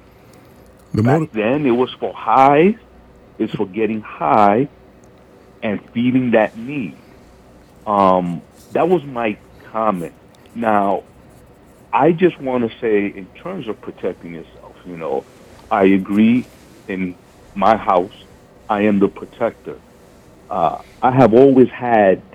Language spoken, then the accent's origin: English; New York City, New York, United States; now in Germantown, United States; I grew up in the South Bronx born in the 60s and lived there through the crack epidemic